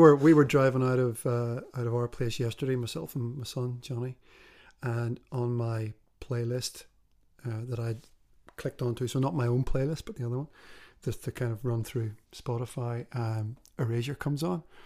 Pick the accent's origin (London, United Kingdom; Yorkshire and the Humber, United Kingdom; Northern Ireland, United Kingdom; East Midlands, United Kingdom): Northern Ireland, United Kingdom; Belfast; I know what it was like growing up in Belfast